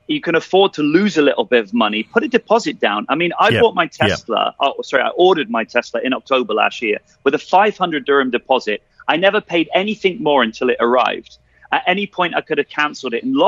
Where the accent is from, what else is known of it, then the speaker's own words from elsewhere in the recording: United Kingdom; now in Dubai, United Arab Emirates; as a Brit